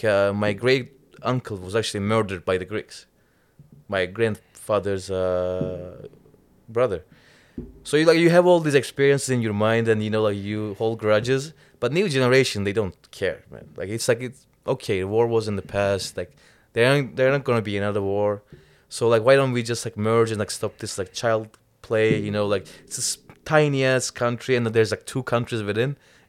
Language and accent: English; Cyprus; English is a second language; Straight from Cyprus.